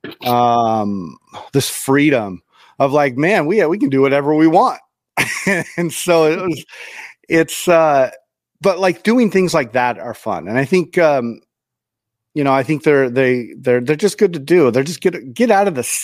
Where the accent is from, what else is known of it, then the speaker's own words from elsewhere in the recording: Idaho, United States; moved away; when I was growing up in Idaho